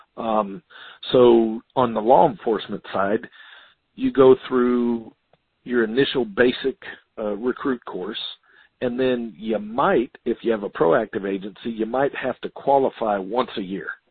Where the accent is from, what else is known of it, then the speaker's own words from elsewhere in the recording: Florida, United States; Florida, my home state.